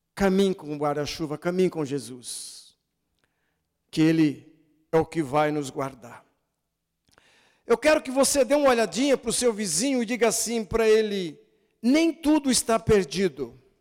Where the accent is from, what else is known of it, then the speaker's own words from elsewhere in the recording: Brazil; sou brasileiro